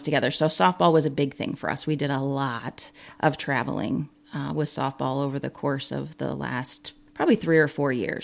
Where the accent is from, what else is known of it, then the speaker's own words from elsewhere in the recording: Monticello, Illinois, United States; I am born and raised in Monticello, Illinois, and that is where I currently reside